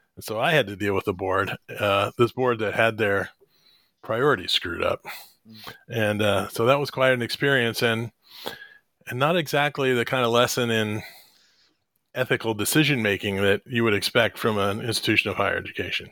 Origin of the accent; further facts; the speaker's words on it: Columbus, Ohio, United States; also born or lived in Springfield, Ohio; now in Boston, United States; I grew up in the Columbus, Ohio area, but I was actually born in Springfield, Ohio